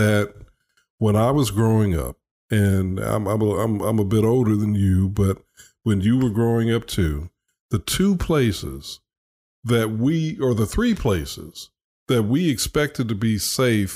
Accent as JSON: {"language": "English", "country": "United States", "said": "as an American"}